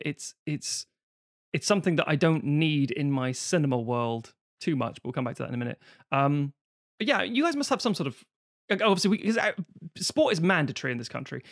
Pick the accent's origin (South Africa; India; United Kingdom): United Kingdom; London; because I'm from Highbury, I'm an Arsenal fan